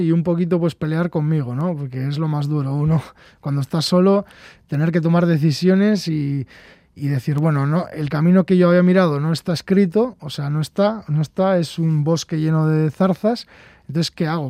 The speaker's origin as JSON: {"language": "Spanish", "town": "Urduliz", "region": "Basque Country", "country": "Spain", "tie": "born or raised there", "said": "mi pueblo Urduliz, un pueblo de 3.000 habitantes"}